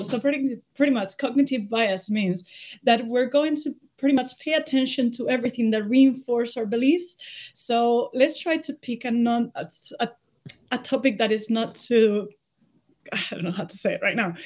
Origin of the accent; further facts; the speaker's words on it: Spain; moved away as an adult; I'm from Spain, uh, but I've been living abroad for the last ten years. I just came back because of the pandemic